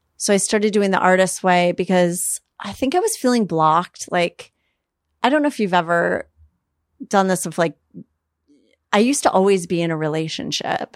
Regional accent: Minneapolis, Minnesota, United States; moved away as an adult; also born or lived in New York; now in Los Angeles, United States; I grew up in Minneapolis.

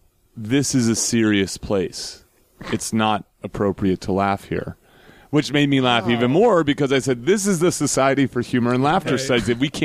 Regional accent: United States; as an American

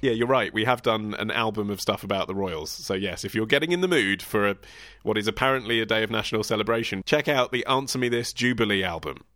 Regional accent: United Kingdom; my instinct as a British man

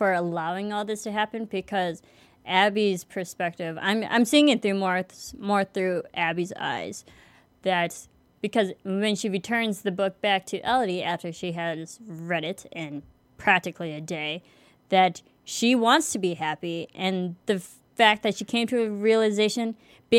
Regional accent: United States; I am American

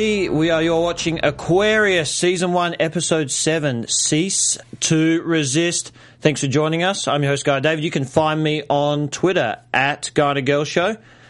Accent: Australia; I'm Australian. I was born in 86.

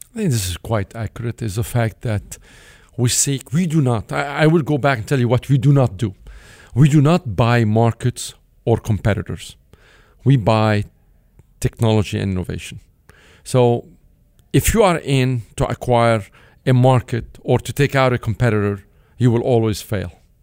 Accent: Beirut, Beirut Governorate, Lebanon; English is a second language; moved away; I grew up in Beirut, Lebanon, from a modest, uh, upbringing

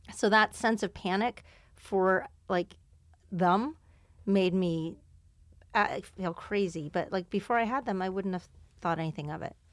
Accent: Canada; moved away; where I grew up in Ca-, in Canada

